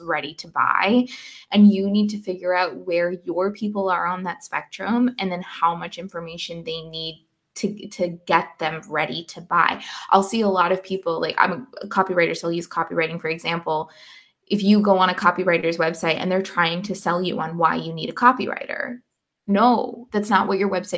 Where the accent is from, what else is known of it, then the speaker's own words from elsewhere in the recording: Canada; also born or lived in Scotland / Paris; now in Canary Islands, Spain; I'm Canadian, and my parents just flew in from Canada yesterday